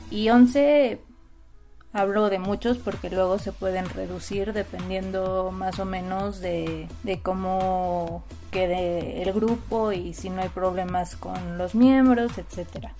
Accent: Mexico

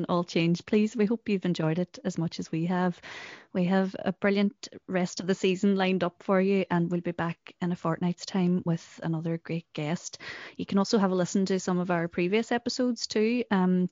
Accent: Derry, Northern Ireland, United Kingdom; also born or lived in London; now in Derry, United Kingdom; we moved from London back to Derry

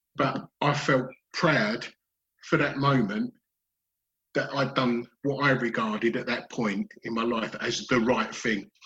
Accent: Dagenham, London, United Kingdom; I grew up in Dagenham in Essex

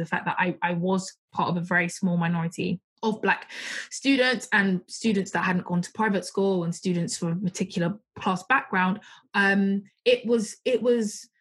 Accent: Croydon, London, United Kingdom; I'm from Croydon, and it's a very diverse borough

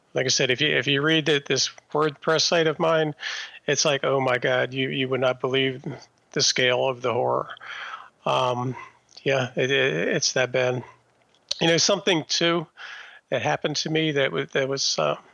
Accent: Maryland suburbs, United States; I grew up in the Maryland suburbs

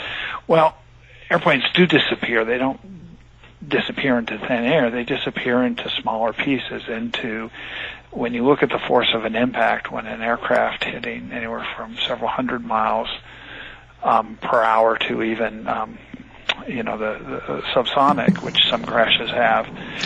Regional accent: California, United States; also born or lived in United Kingdom; I'm from originally from California

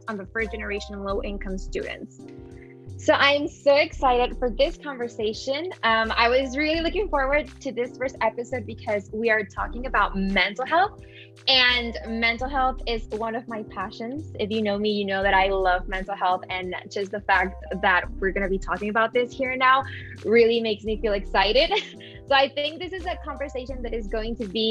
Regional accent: Piedras Negras, Coahuila, Mexico; now in Chapel Hill, United States; I am currently a senior at the University of North Carolina at Chapel Hill, and I am from Piedras Negras, Mexico

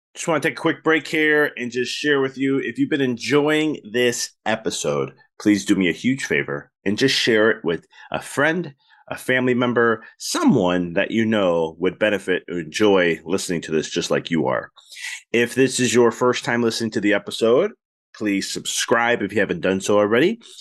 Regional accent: Chicago, Illinois, United States; I'm from Chicago

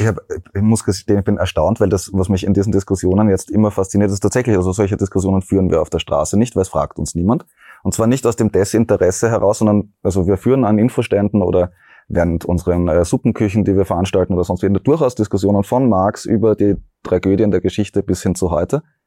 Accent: Graz, Styria, Austria; ich bin ja aus Graz

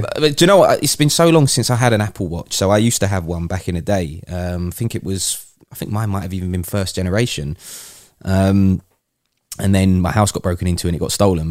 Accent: United Kingdom; as a Brit

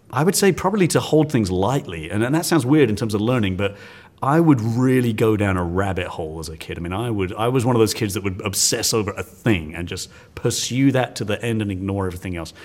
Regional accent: England, United Kingdom; now in Texas, United States; I, I am English

